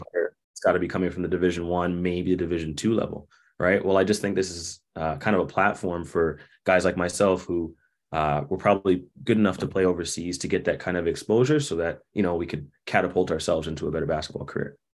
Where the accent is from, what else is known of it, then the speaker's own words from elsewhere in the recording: Toronto, Ontario, Canada; now in Winnipeg, Canada; I grew up in Toronto